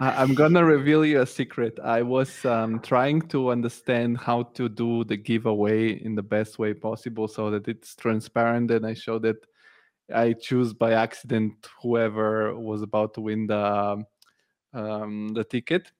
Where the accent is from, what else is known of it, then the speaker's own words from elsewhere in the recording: Italy; moved away as an adult; also born or lived in Bulgaria; now in Germany; I moved to Italy when I was a kid. I grew up in Italy, and now I'm in Germany